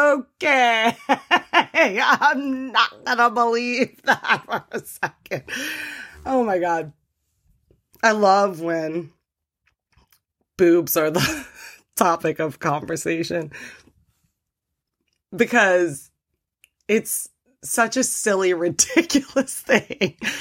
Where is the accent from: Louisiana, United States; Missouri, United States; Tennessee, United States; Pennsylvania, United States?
Louisiana, United States; New Orleans; because I'm from New Orleans, the motto in New Orleans is show your boobs.